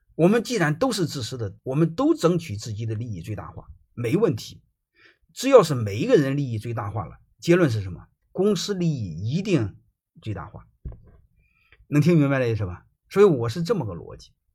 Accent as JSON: {"language": "Chinese", "country": "China", "said": "我们中国人百分之九十九的人学稻盛和夫"}